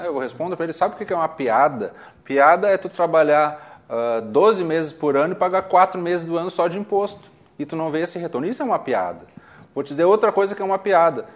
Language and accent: Portuguese; Porto Alegre, Rio Grande do Sul, Brazil; Eu nasci na Nova Gleba, que é divisa com Alvorada